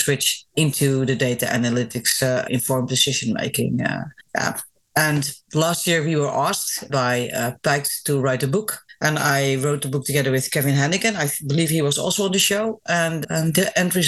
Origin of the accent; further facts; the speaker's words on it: Netherlands; I'm half Greek, half Dutch.